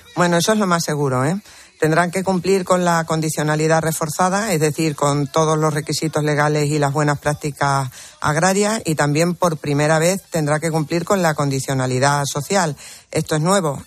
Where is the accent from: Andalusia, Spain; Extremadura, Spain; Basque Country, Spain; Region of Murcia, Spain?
Extremadura, Spain; Almendralejo; mi tierra, Extremadura, y sobre todo a esa ciudad que, que es donde, donde vivo y que, y que de la que me siento muy orgullosa porque es preciosa. Y de mi pueblo, por supuesto, de Almendralejo